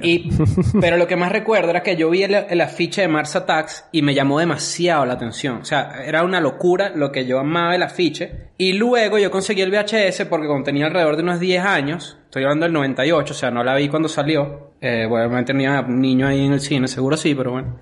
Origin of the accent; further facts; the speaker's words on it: Caracas, Capital District, Venezuela; yo, yo crecí, nací en Caracas